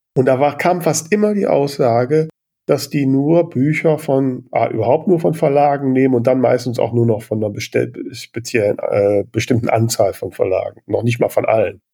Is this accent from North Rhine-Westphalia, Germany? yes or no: yes; Grefrath, North Rhine-Westphalia, Germany; ich komme aus Grefrath